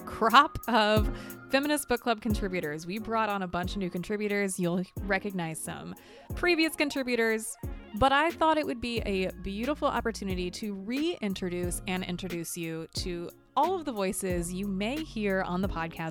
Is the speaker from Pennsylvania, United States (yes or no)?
no; South Bend, Indiana, United States; also born or lived in Chicago, Illinois; now in Minneapolis, United States; I'm coming to you from Minneapolis, Minnesota, by way of Chicago, but I am originally from South Bend, Indiana